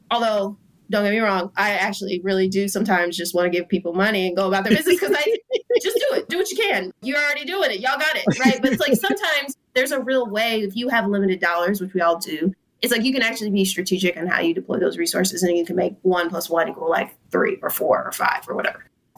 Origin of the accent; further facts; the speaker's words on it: Philadelphia, Pennsylvania, United States; now in Oakland, United States; I'm not going to claim from here because I'm from Philadelphia and I love that.